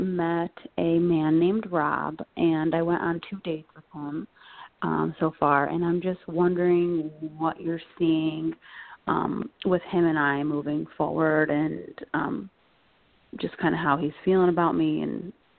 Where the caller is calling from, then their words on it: Connecticut, United States; I'm calling from Connecticut.